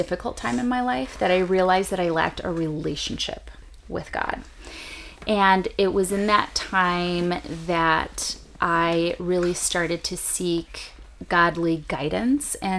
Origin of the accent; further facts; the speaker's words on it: Chicago, Illinois, United States; I grew up on the northwest side of Chicago, with a really big extended family